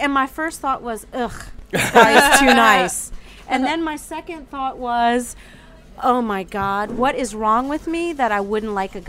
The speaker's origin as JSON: {"language": "English", "town": "New Orleans", "region": "Louisiana", "country": "United States", "tie": "born or raised there", "said": "growing up in New Orleans."}